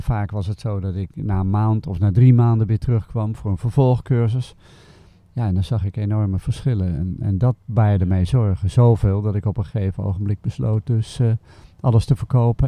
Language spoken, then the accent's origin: Dutch; Haarlem, North Holland, Netherlands; moved away as an adult; also born or lived in Delft; now in Schoten, Belgium; Ik ben geboren in Haarlem okay. in 1947. En we hebben het langst gewoond in Delft